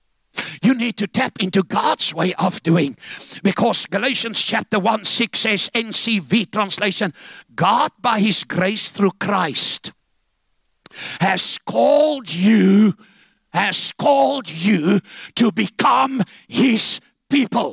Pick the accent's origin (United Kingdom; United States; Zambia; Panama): Zambia; moved away; also born or lived in Cape Town; I was born in Zambia, and they had Caricots there.